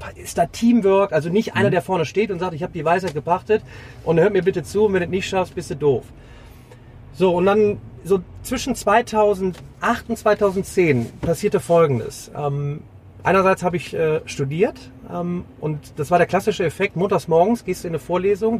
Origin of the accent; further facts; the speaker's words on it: Remscheid, North Rhine-Westphalia, Germany; Ich komme aus Remscheid.